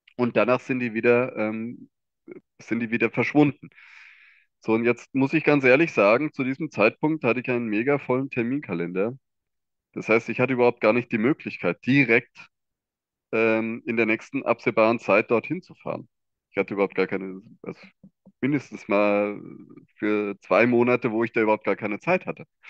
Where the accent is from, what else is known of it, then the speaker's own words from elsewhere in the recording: Hesse, Germany; ich komme aus dem Bundesland Hessen